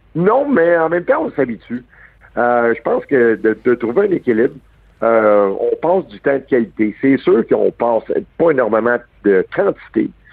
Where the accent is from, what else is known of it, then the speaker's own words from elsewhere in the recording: Montreal, Quebec, Canada; je suis né à Verdun un gars de Verdun, c'est à 5e avenue. J'ai grandi avec Max Joannette